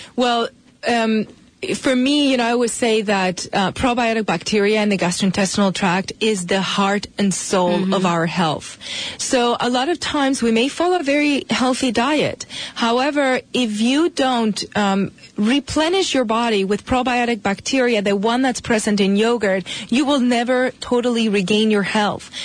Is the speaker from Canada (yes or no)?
no; Spain; moved away as an adult; now in United States; I'm from Spain originally.